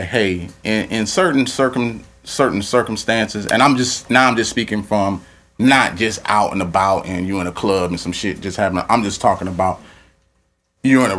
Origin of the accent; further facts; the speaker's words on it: Louisiana, United States; I'm from Louisiana